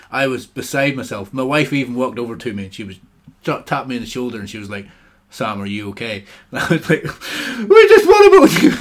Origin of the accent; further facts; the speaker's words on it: South West England, United Kingdom; Devon. Oh, oh, I'm from Devon.